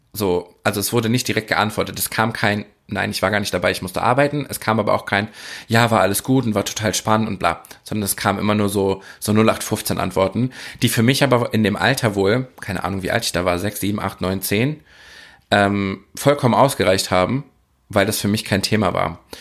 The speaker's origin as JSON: {"language": "German", "town": "Oer-Erkenschwick", "region": "North Rhine-Westphalia", "country": "Germany", "tie": "born or raised there", "said": "ich komme ja aus Ohrerkenschwick. Ich bin einer der wenigen Menschen, ich glaube, es sind sogar unter zehn Menschen, die im Personalausweis oder in ihren Daten angegeben haben, dass der Geburtsort Or Erkenschwick ist"}